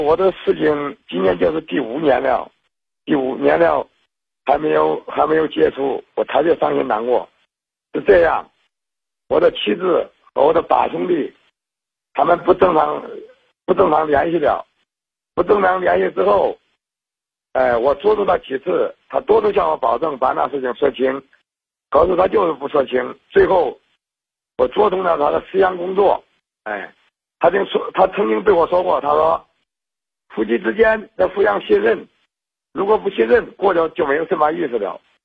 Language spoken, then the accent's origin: Chinese; Henan, China; 我是河南的